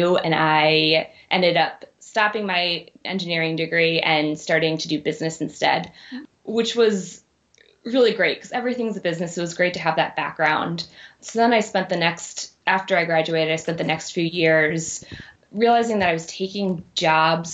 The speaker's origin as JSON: {"language": "English", "region": "Maryland", "country": "United States", "moved": "as an adult", "lives_now": "Chicago, United States", "said": "Originally from Maryland, right outside of DC"}